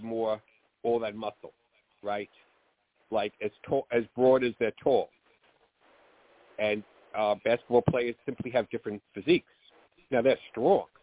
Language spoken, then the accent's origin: English; New York, United States; accent: New York; I grew up in New York, as maybe everyone knows from this accent